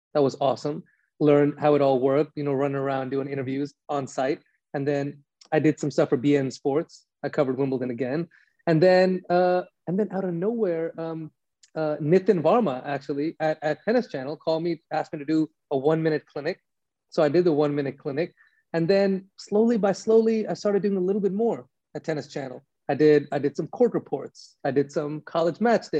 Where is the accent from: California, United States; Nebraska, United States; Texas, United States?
California, United States; Los Angeles; West Coast hip hop and grew up on Death Row and as LA as it comes